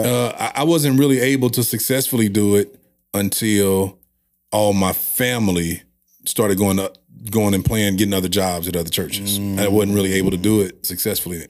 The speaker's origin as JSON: {"language": "English", "town": "St. Louis", "region": "Missouri", "country": "United States", "tie": "born or raised there", "said": "I grew up on the west side of Saint Louis."}